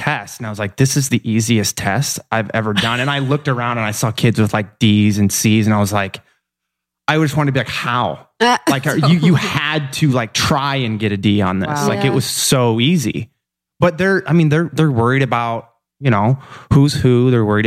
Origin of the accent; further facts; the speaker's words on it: Iowa, United States; moved away; Iowa is where I'm born and raised